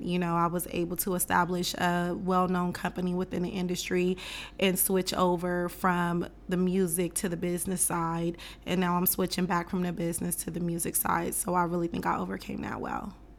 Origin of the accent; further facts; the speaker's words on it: West Coast, United States; I'm from the West Coast culture, so my idols growing up was like …, …, …, …